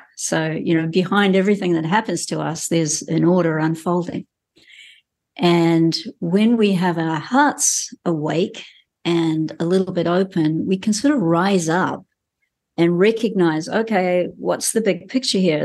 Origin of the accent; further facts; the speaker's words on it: New Zealand; as a Kiwi who's grown up in this country